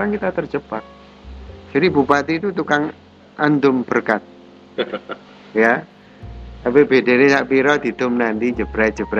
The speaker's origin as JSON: {"language": "Indonesian", "town": "Malang", "region": "East Java", "country": "Indonesia", "said": "maka lah aku sebagai arek Malang, nasionalisme saya sebagai anak Malang"}